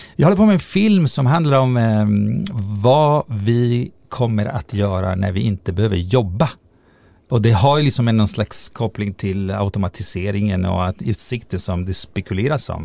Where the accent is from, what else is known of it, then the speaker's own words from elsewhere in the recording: Italy; moved away as an adult; now in Sweden; i Italien där jag växte upp